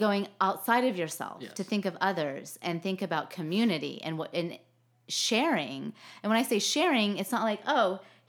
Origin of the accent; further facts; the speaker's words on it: Denver, Colorado, United States; born there; also born or lived in Texas / Arkansas; No, so I was born in Denver, and okay. then, due to my dad's job